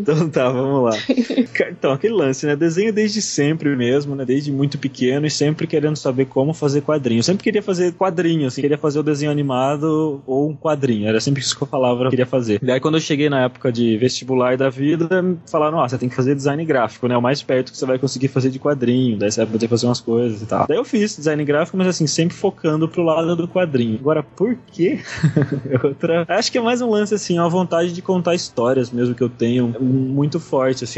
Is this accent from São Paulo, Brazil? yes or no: yes; São Manuel, São Paulo, Brazil; eu sou de São Manuel, né? Cidade do interior de São Paulo